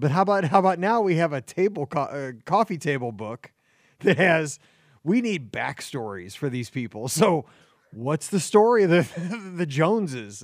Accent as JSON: {"language": "English", "region": "Midwest", "country": "United States", "said": "I'm a Midwesterner, like through and through."}